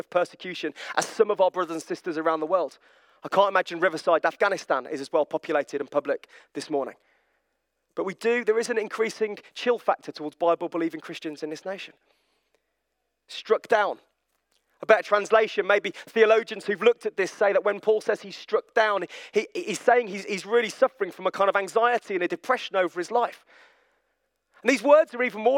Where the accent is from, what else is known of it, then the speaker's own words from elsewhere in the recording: Birmingham, West Midlands, United Kingdom; I'm from Birmingham